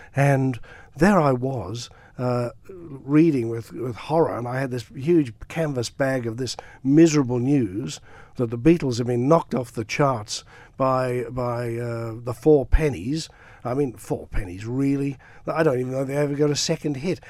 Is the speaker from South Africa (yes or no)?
no; Douglas, Isle of Man; now in Australia; I grew up around Douglas, uh, went to, um, uh, Murray's Road Primary School